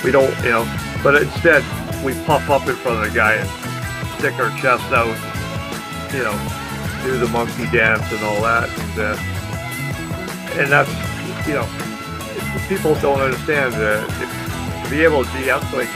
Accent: British Columbia, Canada; being from British Columbia

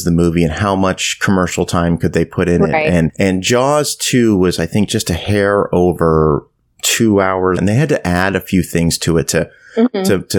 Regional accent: East Coast of Canada, Atlantic Canada, Canada; growing up in Canada, I grew up on the East Coast

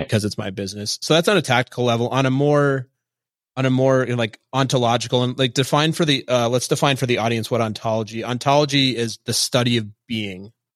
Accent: Minnesota, United States; moved away; I'm from Minnesota and I grew up in a very Midwestern culture

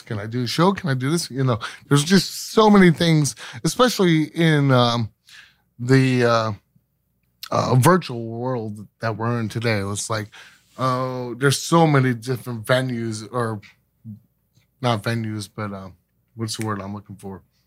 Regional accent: Scranton, Pennsylvania, United States; now in Pittsburgh, United States; we actually went back to my hometown, which is Scranton, Pe-, Pennsylvania. Uh, I moved here, uh, to Pittsburgh in nineteen ninety-nine

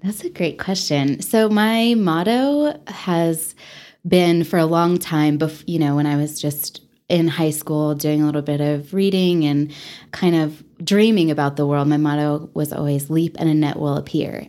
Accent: Texas, United States; also born or lived in Dallas–Fort Worth Metroplex, Texas / Taos, New Mexico; now in Amarillo, United States; I am from Texas

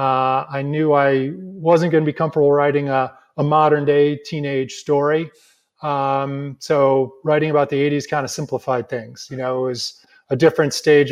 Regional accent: La Grange, Illinois, United States; my hometown of LaGrange, Illinois

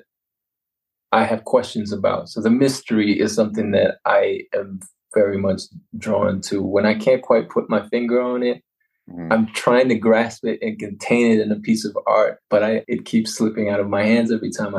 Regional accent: Canada; also born or lived in Winnipeg, Canada; growing up in Canada for most of my life, I've been exposed to more of the customs here

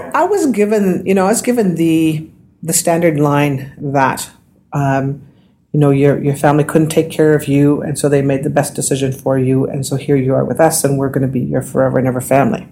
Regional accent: Saskatoon, Saskatchewan, Canada; also born or lived in Oyen, Alberta / Gordon's First Nation; I was born in Alberta. Then when my mother, my father passed away, my mother moved us all to Saskatoon within a couple of years

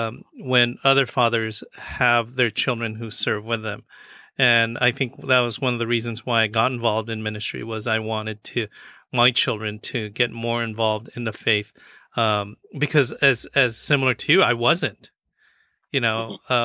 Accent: Philippines; And, you know, one of the things that I think I'm Filipino, and one of the commonalities of Filipinos and our Hispanic brothers and sisters is that we also came here as migrant workers.

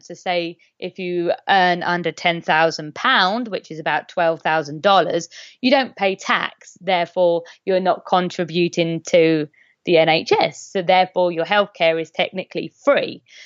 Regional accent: England, United Kingdom; I'm English

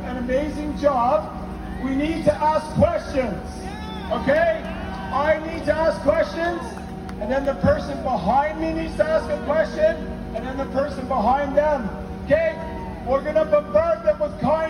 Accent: Canada; I'm Canadian.

